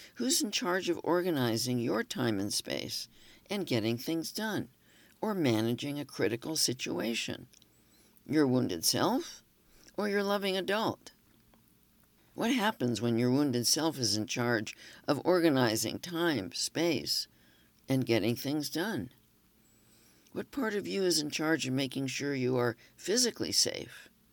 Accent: Los Angeles, California, United States; moved away; Growing up in Los Angeles

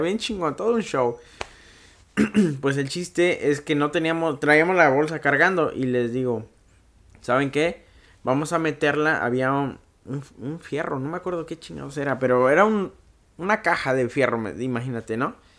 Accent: Mexico; now in United States; yo crecí mucho en México. Ahora sí que la mitad de mi vida fue en México y la mitad la estoy viviendo acá.

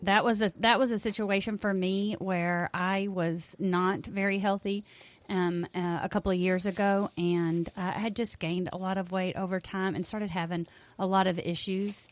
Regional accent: Mason, Texas, United States; I've lived in Mason all my life

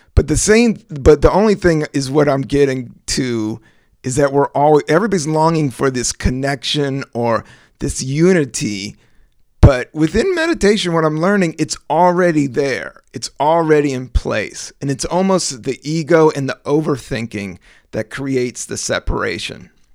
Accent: Virginia, United States; also born or lived in Washington, D.C.; I was born in D C, raised in Virginia

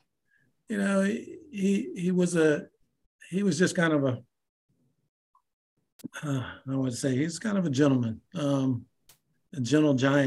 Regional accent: King William, Virginia, United States; I came from King William. We had 500 kids in grades 8 through 12.

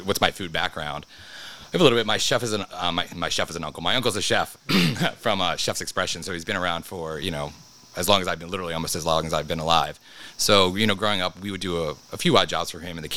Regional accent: Baltimore, Maryland, United States; I'm from Baltimore, born and raised.

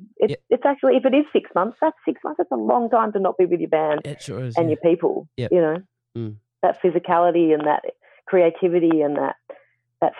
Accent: Australia; I was born in Australia, My brother and I were both born here.

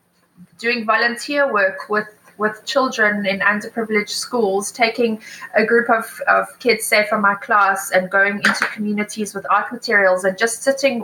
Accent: Johannesburg, Gauteng, South Africa; moved away as an adult; also born or lived in United Kingdom; now in Cape Town, South Africa; I'm originally from Joburg

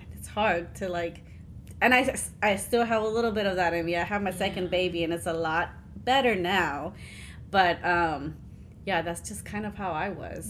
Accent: Houston, Texas, United States; we grew up in Houston

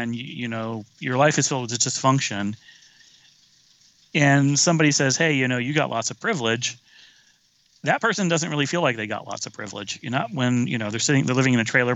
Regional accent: the rural South, United States; moved away; I grew up in the South, rural South in the 70s

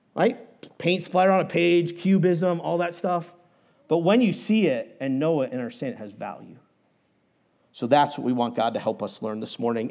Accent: New Hampshire, United States; moved away as an adult; also born or lived in Indiana / Steamboat Springs, Colorado; I grew up in New Hampshire

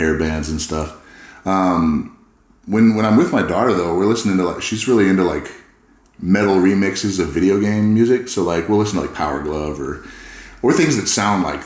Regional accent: California, United States; I grew up in California

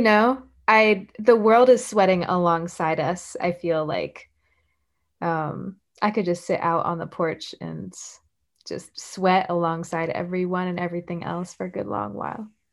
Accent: the American South, United States; I am a Southerner

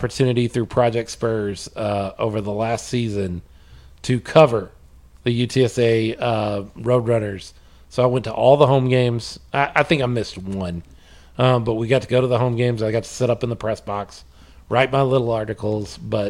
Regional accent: North Texas, United States; I was raised in North Texas. I was 12 when they won the first Super Bowl in 92.

